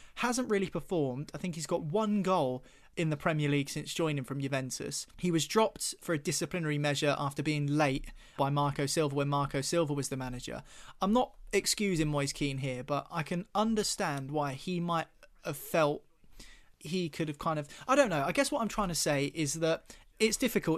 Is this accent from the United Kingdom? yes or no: yes; United Kingdom; It's part of our identity as British people.